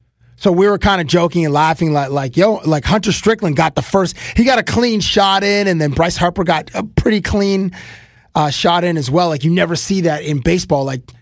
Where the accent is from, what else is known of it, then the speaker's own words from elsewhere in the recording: Canada; Russ, we're from Canada. Like, when we fight like hockey players because that's how we grow up. That's how we grew up fighting.